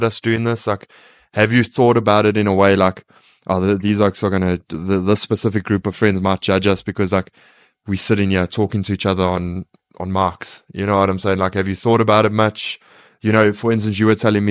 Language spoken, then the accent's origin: English; South Africa; we are from South Africa